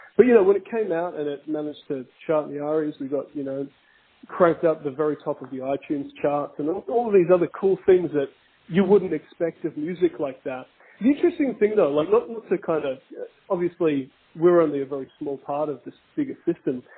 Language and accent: English; Australia